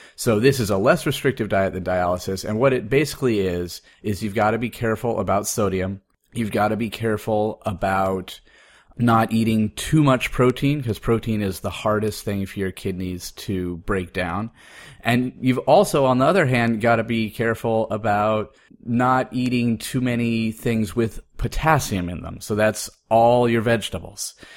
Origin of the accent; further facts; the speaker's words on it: Oregon, United States; moved away as an adult; also born or lived in Appleton, Wisconsin; I was growing up in Oregon